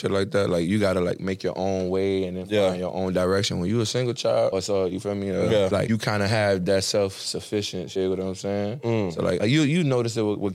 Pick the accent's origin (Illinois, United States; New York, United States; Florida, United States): Florida, United States; North Miami; I'm from North Miami